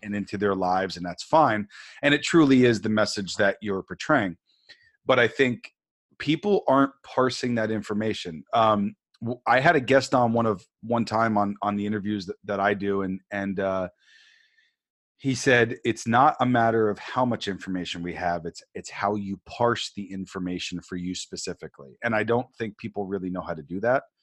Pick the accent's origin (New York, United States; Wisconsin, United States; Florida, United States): New York, United States; I grew up on the East Coast, I grew up in New York